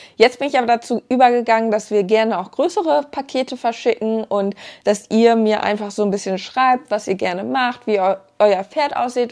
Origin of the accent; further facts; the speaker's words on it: Germany; Ich komme hier auch vom Lande. Also ich, ähm, mein gebürtiger Wohnort ist auch da, wo wir jetzt wieder leben aktuell